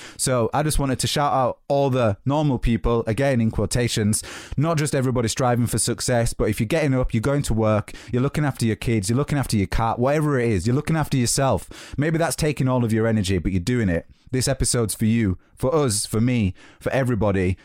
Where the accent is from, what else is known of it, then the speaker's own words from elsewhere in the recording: Yorkshire and the Humber, United Kingdom; moved away as an adult; now in London, United Kingdom; I'm from Yorkshire.